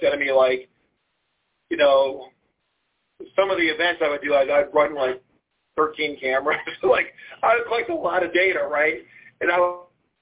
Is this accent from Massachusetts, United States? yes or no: no; Lorain, Ohio, United States; moved away as an adult; now in Charlottesville, United States; I grew up on Lake Erie, you know, in Lorraine